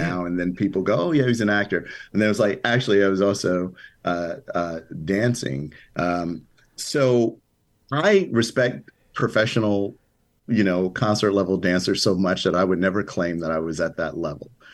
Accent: Chicago, Illinois, United States; moved away; as a little kid growing up on the south side of Chicago

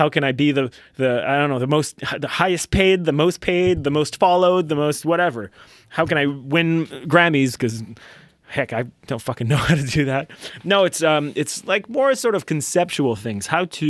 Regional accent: Canada; First of all, I'm French Canadian, in case you didn't know that.

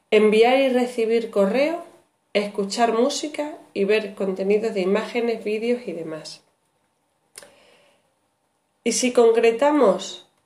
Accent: Extremadura, Spain; Este trabajo parte como una necesidad profesional como docente extremeña que soy en la actualidad

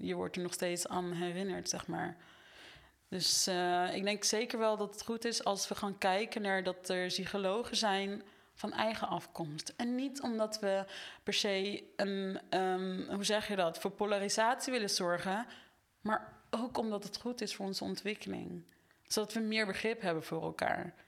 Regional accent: Netherlands; ik ben opgegroeid in Nederland

